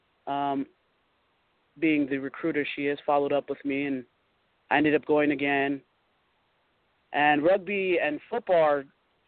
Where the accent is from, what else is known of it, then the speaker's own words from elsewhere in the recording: Utah, United States; also born or lived in Long Beach, California; I was born in Long Beach, California, and I've been in Utah since I was four. So I'm a Utah girl